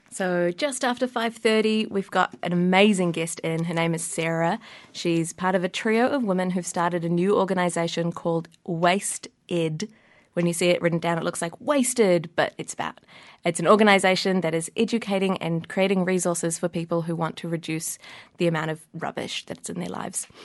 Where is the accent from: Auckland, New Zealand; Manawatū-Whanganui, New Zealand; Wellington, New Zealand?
Wellington, New Zealand; I grew up in Wellington. I've lived here my whole life